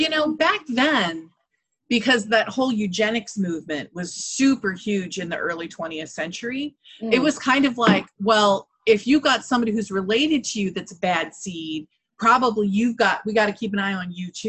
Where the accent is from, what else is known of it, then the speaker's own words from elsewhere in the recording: Indiana, United States; I'm from Indiana